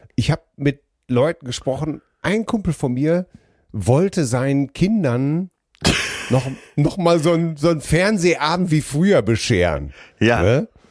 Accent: Ruhr area, North Rhine-Westphalia, Germany; wir sind doch alle groß geworden im Ruhrgebiet

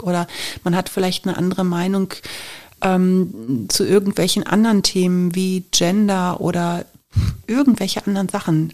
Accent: Germany; wir kommen aus Deutschland

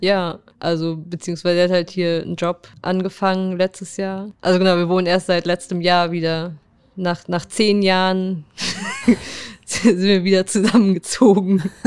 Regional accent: Würzburg, Bavaria, Germany; moved away as an adult; also born or lived in Paderborn / Frankfurt; geboren bin ich in Paderborn und als ich zehn war, ist meine Familie nach Würzburg gezogen

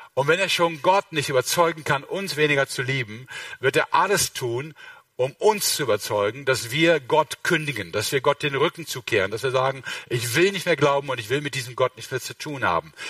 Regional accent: Mönchengladbach, North Rhine-Westphalia, Germany; Ich komme aus Mönchengladbach

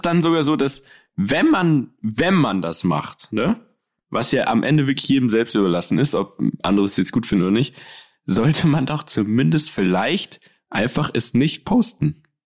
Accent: Munich, Bavaria, Germany; bei uns in München

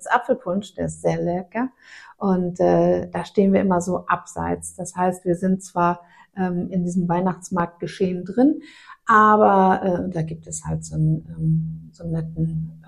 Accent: Aachen, North Rhine-Westphalia, Germany; moved away; also born or lived in northern Germany; wir haben ja in Aachen gewohnt, ich bin mhm. ja gebürtig aus Aachen

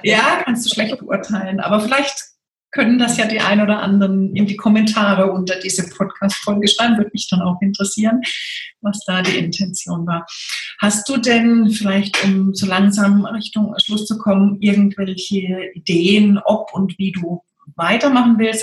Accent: Freiburg, Baden-Württemberg, Germany; ich komme ja aus Freiburg

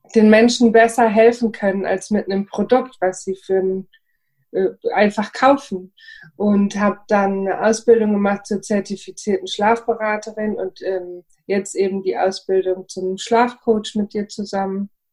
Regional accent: Frankfurt am Main, Hesse, Germany; Ich bin aus Frankfurt am Main

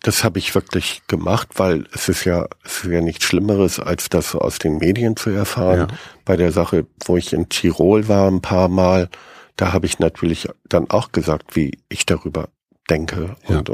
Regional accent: Bremen, Germany; als Bremer

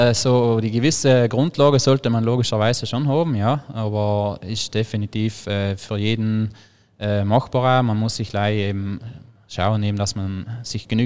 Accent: Trentino-Alto Adige, Italy; logischerweise bei uns in Südtirol im, am Alpenhaupt kam direkt so viel flache Gebiete haben wir eigentlich ja.

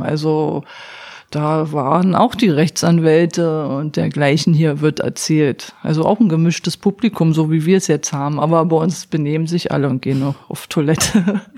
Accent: East Germany, Germany; moved away as an adult; now in Berlin, Germany; als Ossi

